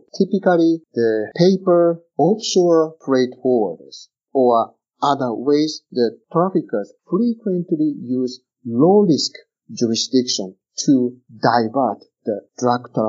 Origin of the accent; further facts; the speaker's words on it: Japan; my home country, Japan